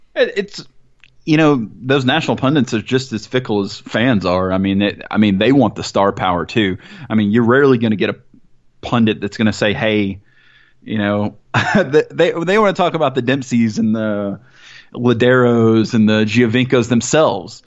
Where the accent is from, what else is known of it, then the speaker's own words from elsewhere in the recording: Mississippi, United States; moved away; also born or lived in Atlanta, Georgia / Southaven, Mississippi; I grew up in Mississippi, which is obviously not a soccer hotbed